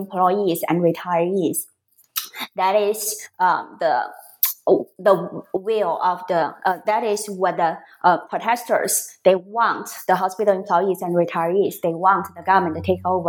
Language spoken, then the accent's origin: English; a coastal city in northern China, China; moved away; a coastal city in northern China, so my hometown